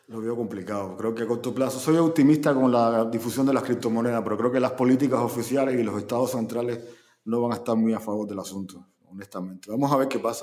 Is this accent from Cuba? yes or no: yes; Cuba